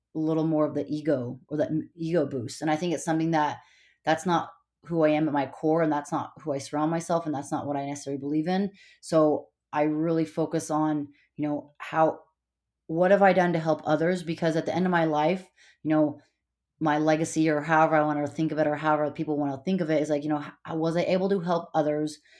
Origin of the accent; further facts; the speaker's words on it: Montana, United States; moved away; also born or lived in California / Hawaii / Bay Area, California; I, uh, was born in California, but I grew up in Montana.